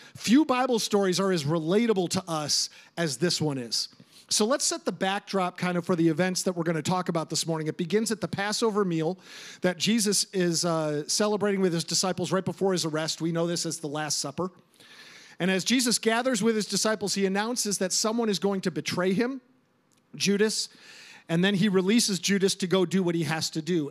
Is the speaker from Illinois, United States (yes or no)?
yes; Chicago suburbs, Illinois, United States; Growing up in the Chicago suburbs, uh, we lived literally across the street from a fire station.